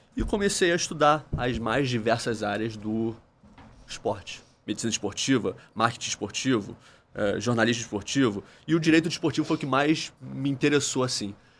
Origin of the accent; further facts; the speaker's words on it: Brazil; eu, como um bom brasileiro